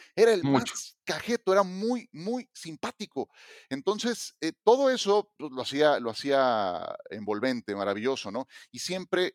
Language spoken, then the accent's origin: Spanish; Mexico; como mexicano